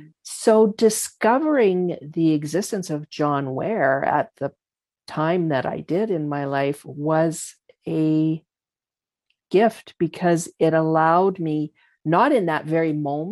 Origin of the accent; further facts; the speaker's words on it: Calgary, Alberta, Canada; So growing up in Calgary, being born here, you actually cannot avoid that identity.